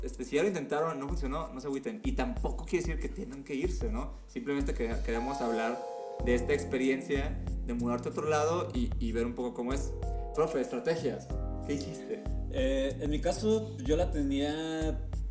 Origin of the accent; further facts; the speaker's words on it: Mazatlán, Sinaloa, Mexico; moved away as an adult; now in Mexico City, Mexico; soy de Mazatlán, Sinaloa